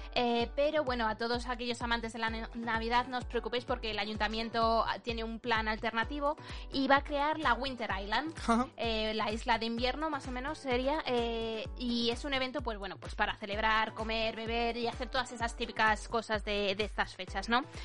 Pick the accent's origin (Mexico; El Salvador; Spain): Spain; moved away as an adult; now in United Kingdom